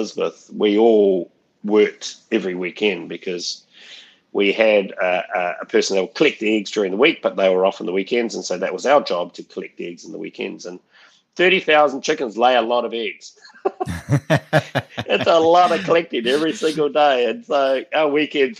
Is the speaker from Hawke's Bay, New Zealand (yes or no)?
no; Auckland, New Zealand; also born or lived in Massey, Auckland; We were born in Massey on a poultry farm called Exchange Poultry Farm. And then when we were 10, we moved to Henderson Valley, west of Auckland, to another poultry farm